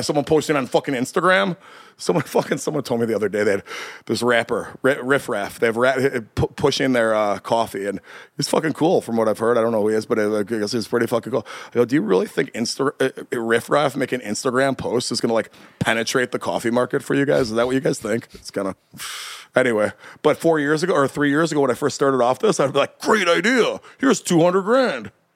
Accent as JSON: {"language": "English", "town": "Chicago", "region": "Illinois", "country": "United States", "said": "we're from Chicago."}